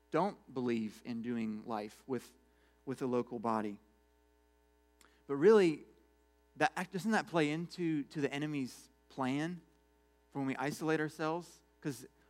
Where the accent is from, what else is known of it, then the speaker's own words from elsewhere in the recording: United States; I'm an American too